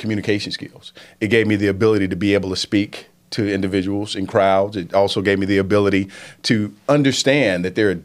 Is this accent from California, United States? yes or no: no; Statesville, North Carolina, United States; also born or lived in Washington, D.C. / New York / Los Angeles / Atlanta; I'm from Statesville